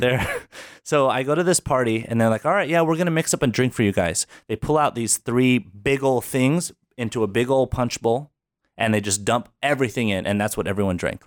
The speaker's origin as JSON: {"language": "English", "town": "Albuquerque", "region": "New Mexico", "country": "United States", "tie": "born or raised there", "also_born_or_lived": "Philadelphia, Pennsylvania", "said": "Uh, Albuquerque, New Mexico."}